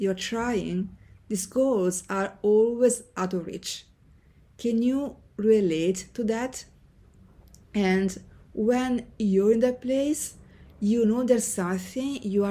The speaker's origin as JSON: {"language": "English", "town": "Senigallia", "region": "Marche", "country": "Italy", "tie": "born or raised there", "moved": "as an adult", "said": "Growing up in Senigallia, a small town on the Italian coast"}